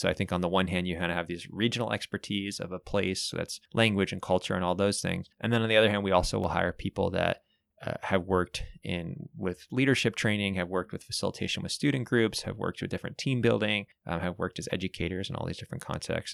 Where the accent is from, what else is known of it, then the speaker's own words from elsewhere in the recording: Bay Area, California, United States; moved away as an adult; now in Santa Cruz, United States; I grew up in the Bay Area